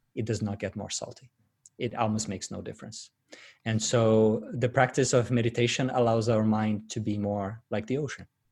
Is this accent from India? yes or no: no; Brazil; moved away as an adult; now in Sydney, Australia; I was, uh, born and raised in Brazil, but, uh, migrated to Sydney eight years ago.